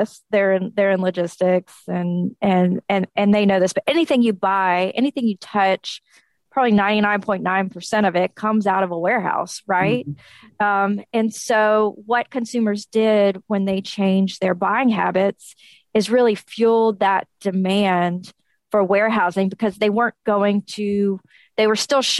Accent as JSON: {"language": "English", "town": "Nashville", "region": "Tennessee", "country": "United States", "tie": "born or raised there", "also_born_or_lived": "Memphis, Tennessee", "said": "I'm based out of Nashville, Tennessee, born and raised in Nashville"}